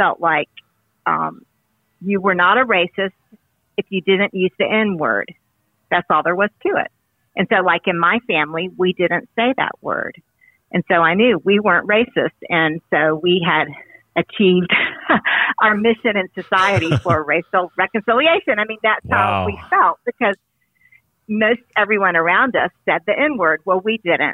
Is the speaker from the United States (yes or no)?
yes; the South, United States; I'm a Southerner